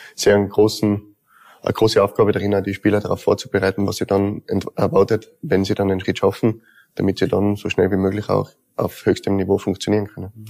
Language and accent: German; Tyrol, Austria; Zweites Zuhause bin ja eigentlich aus Tirol.